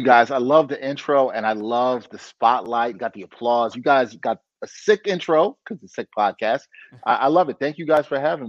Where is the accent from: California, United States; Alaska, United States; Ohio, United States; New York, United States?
New York, United States; New York City; also born or lived in Pittsburgh; I grew up in New York City from Brooklyn.